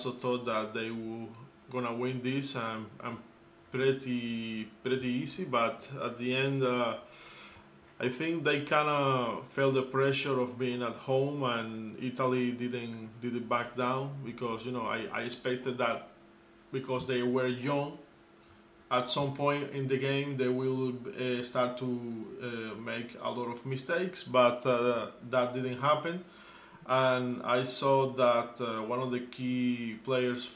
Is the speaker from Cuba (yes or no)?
yes; Cuba; As a Cuban